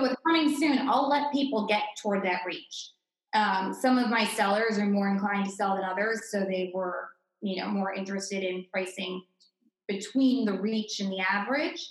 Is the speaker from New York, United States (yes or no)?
no; Greenwich, Connecticut, United States; moved away as an adult; also born or lived in Amherst, Massachusetts; now in Boston, United States; I was born and raised in Connecticut in the tri-state area.